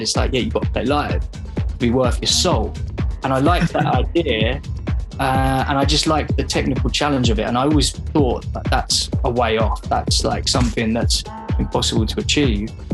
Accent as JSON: {"language": "English", "region": "London", "country": "United Kingdom", "tie": "born or raised there", "said": "growing up in London or like the outskirts of London"}